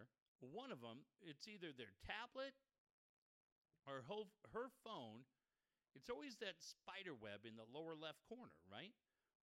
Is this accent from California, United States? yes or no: yes; Encinitas, California, United States; the guys that I grew up with too in Encinitas